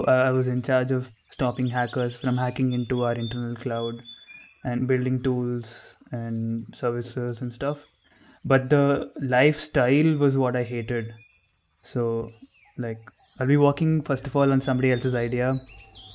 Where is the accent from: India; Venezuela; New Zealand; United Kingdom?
India; Bangalore, Karnataka; also born or lived in north India; I'm from India, born and brought up in Bangalore.